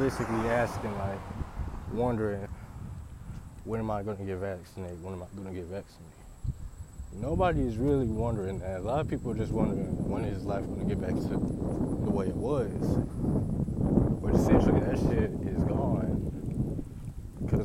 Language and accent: English; Ferguson, Missouri, United States; I'm from Ferguson, St. Louis